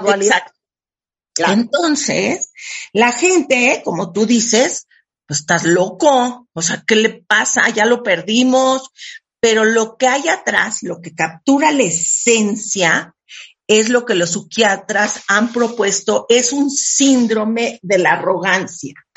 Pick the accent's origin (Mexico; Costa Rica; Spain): Mexico; Yo soy súper mexicana